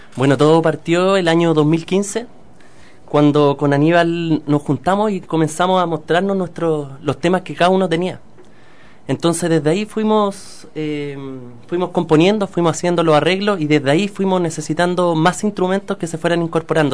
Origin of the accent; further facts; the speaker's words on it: Santiago, Santiago Metropolitan Region, Chile; nosotros igual somos santiaguinos